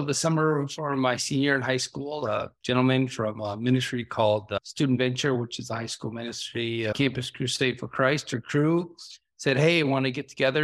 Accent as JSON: {"language": "English", "town": "Brooklyn Park", "region": "Minnesota", "country": "United States", "tie": "born or raised there", "said": "we grew up in Brooklyn Park"}